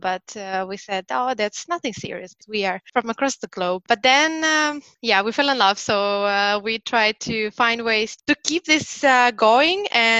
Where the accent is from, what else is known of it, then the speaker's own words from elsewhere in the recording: Saint Petersburg, Russia; moved away as an adult; also born or lived in Lisbon, Portugal; now in Stockholm, Sweden; Yes, I am from St. Petersburg.